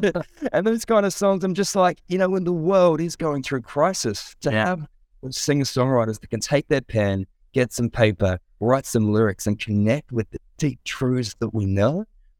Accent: Adelaide, South Australia, Australia; I'm now based in Adelaide, South Australia. So I have returned to my hometown, returned to the roots.

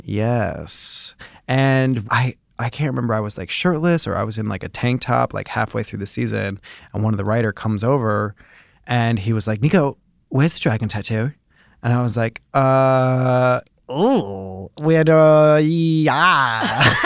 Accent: Chicago, Illinois, United States; moved away; I grew up in Chicago

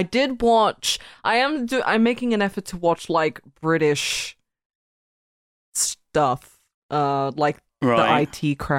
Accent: Australia; I'm Australian

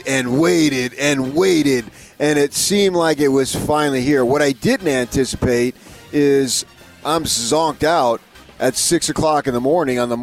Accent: Northeast, United States; moved away; growing up in the Northeast with the Catholic thing. It's such a big, big deal back there. At least it was when I lived there

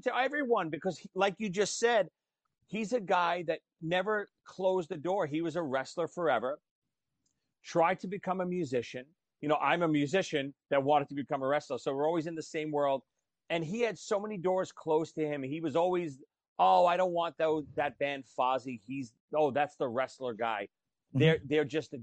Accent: New York City, New York, United States; accent: Brooklyn; moved away as an adult; now in New Jersey, United States; this stupid kid growing up in Brooklyn that wanted to play drums

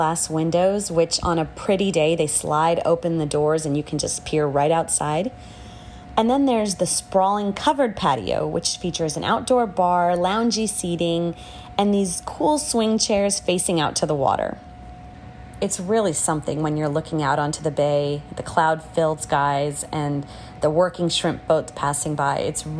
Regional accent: Houston, Texas, United States; I've been in Houston my whole life

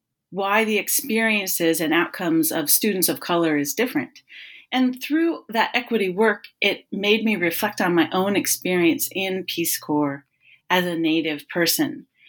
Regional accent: West Coast, United States; also born or lived in Northern California / Oregon / Washington State; So I grew up on the West Coast, living between Northern California, Oregon, and Washington State.

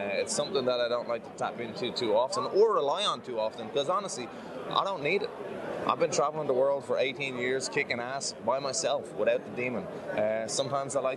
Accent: Ireland; As an Irish person

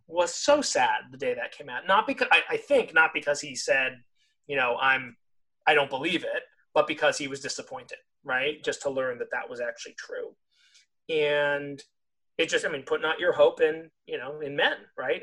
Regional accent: California, United States; growing up in California

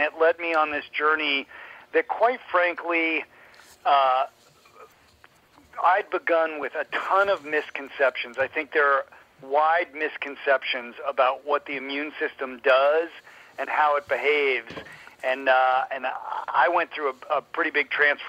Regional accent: Colorado, United States; So I grew up in Colorado.

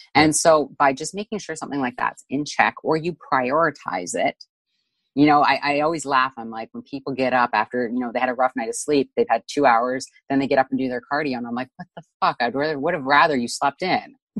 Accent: Canada; we're both Canadian here

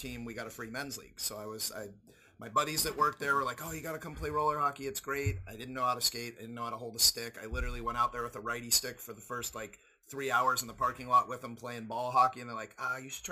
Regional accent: Northern California, United States; I'm from Northern California. Lived about 15 miles from Santa Cruz.

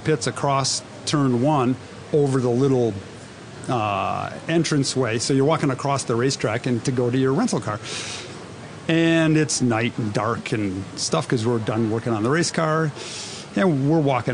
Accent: Wisconsin, United States; Him and I grew up together in Wisconsin.

